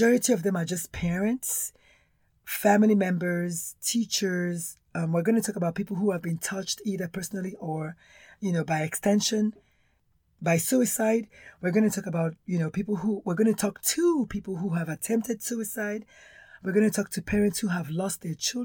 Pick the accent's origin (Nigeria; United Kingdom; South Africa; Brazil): Nigeria; accent: Nigerian; now in United States; I'm Nigerian born, if you can tell from the accent.